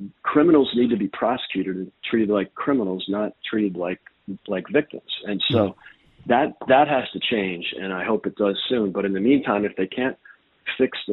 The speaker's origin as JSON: {"language": "English", "town": "Chicago", "region": "Illinois", "country": "United States", "tie": "born or raised there", "said": "Chicago, again, my hometown"}